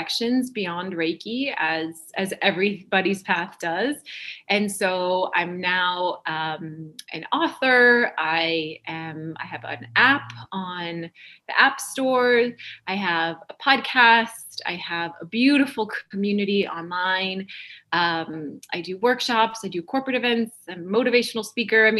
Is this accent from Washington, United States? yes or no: no; North Dakota, United States; moved away as an adult; now in Los Angeles, United States; I am from North Dakota.